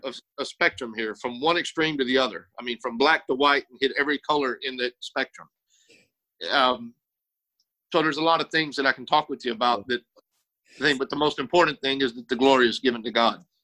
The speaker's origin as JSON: {"language": "English", "region": "South Texas", "country": "United States", "tie": "born or raised there", "moved": "as an adult", "lives_now": "Ohio, United States", "said": "I grew up in South Texas"}